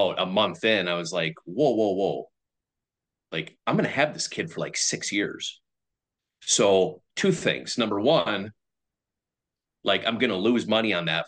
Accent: Minnesota, United States; moved away as an adult; now in Buffalo, United States; I grew up in Minnesota.

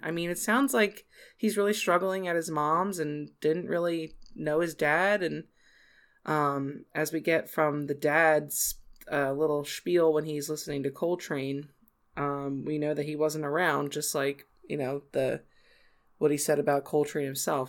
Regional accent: Southern New Jersey, United States; also born or lived in Philadelphia; growing up in South New, Southern New Jersey, like, twenty minutes away from Philadelphia

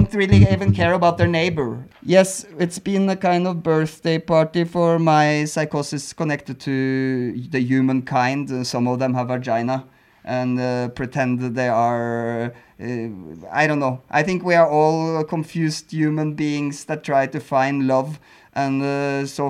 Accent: Norway; moved away as an adult; also born or lived in Berlin, Germany; now in Mexico; I come from Norway

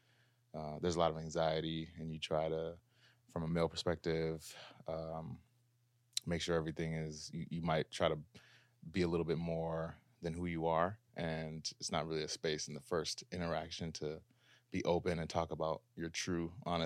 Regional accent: Minneapolis, Minnesota, United States; now in Los Angeles, United States; Out here in LA, doing the thing.

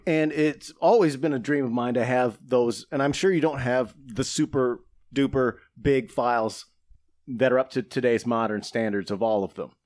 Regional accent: Saginaw, Michigan, United States; my hometown of Saginaw, Michigan

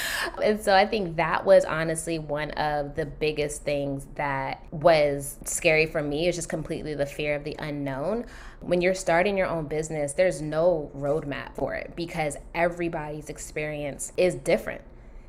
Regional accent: Nigeria; So it's funny, yes, being Nigerian is like, yes, you're a doctor, lawyer, engineer, something like that, right?

